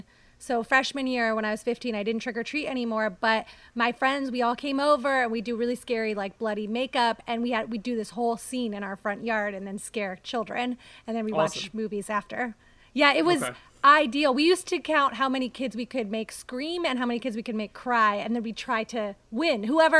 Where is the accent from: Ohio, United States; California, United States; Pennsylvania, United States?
Ohio, United States; Cleveland; now in Los Angeles, United States; I grew up outside of Cleveland, okay. Ohio.